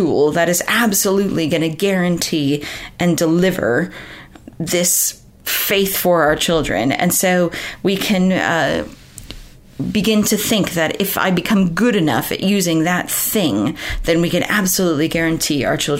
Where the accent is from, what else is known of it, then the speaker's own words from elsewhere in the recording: United States; moved away as an adult; Growing up in America, I've been in this country for 17 years now